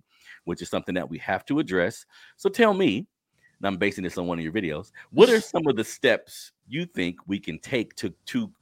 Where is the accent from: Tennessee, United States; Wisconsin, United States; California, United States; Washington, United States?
California, United States; Sacramento; also born or lived in New Orleans; where I was raised in South Sacramento